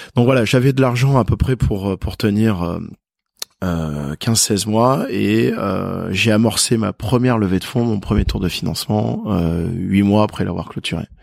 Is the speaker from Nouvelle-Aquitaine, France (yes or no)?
no; Perpignan, Occitania, France; je suis de Perpignan.